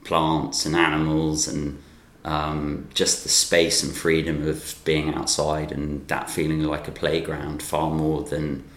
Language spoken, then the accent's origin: English; North Lincolnshire, Yorkshire and the Humber, United Kingdom; I grew up in North Lincolnshire